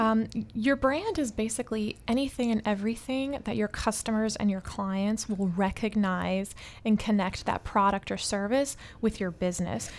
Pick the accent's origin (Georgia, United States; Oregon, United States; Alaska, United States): Georgia, United States; Atlanta; moved away as an adult; also born or lived in Miami; I was born and raised in Atlanta. I came to Miami to study music.